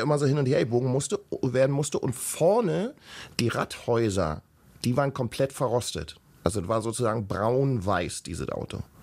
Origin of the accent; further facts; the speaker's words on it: Berlin, Germany; ich bin ja aus dem Osten